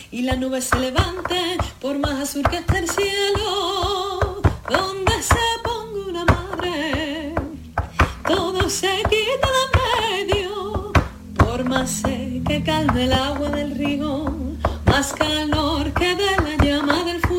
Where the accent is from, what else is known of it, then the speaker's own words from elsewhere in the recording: Seville, Andalusia, Spain; profeta en mi tierra, porque eso no siempre es posible y yo la verdad me siento súper agradecida con, mi ciudad, con todas las oportunidades que se me dan y con, la suerte que tengo, ¿no? de, de poder eh, crecer como artista también aquí en Sevilla